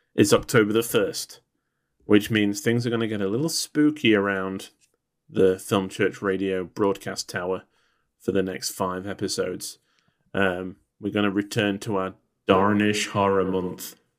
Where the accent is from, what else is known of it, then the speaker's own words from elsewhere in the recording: England, United Kingdom; as an Englishman